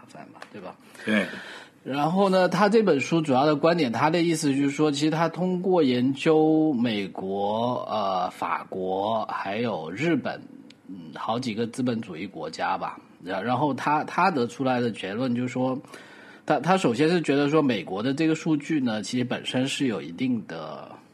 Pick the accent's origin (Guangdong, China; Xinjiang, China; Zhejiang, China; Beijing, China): Guangdong, China; Chinese is a second language; 作为一个广东人